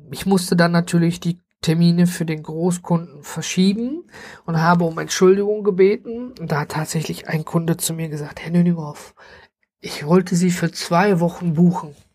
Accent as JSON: {"language": "German", "town": "Duisburg", "region": "North Rhine-Westphalia", "country": "Germany", "said": "weil ich dann äh, erstmal auch gar nicht hier in der Stadt Duisburg bin, wo ich herkomme, sondern äh, ganz hoch oben im Norden."}